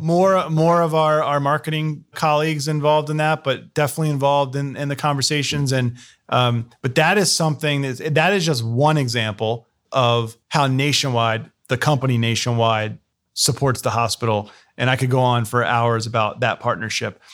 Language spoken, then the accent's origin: English; New Jersey, United States; moved away as an adult; also born or lived in Philadelphia area; now in Columbus, United States; we're both from New Jersey